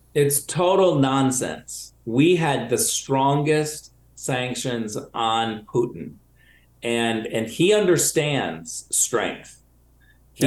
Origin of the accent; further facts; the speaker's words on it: Michigan, United States; I was born in Michigan. I'm originally from Michigan